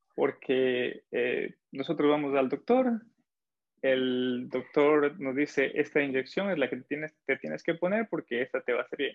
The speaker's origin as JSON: {"language": "Spanish", "country": "Ecuador", "said": "soy de Ecuador"}